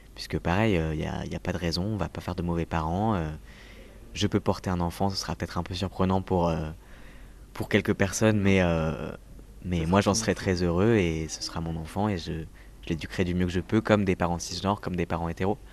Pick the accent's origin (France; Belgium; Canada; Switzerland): France; Toulouse, Occitania; also born or lived in Paris suburbs; now in Paris, France; je viens de Toulouse, je viens du sud